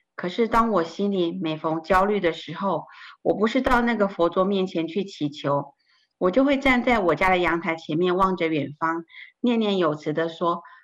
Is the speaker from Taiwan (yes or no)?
yes; northern Taiwan, Taiwan; 我出生在台湾的北部，我爸爸是一位国中老师，我有两个哥哥和一个妹妹